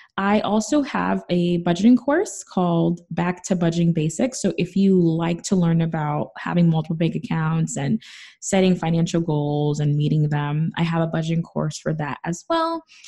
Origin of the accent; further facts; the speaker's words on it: New York City, New York, United States; I'm from the Bronx.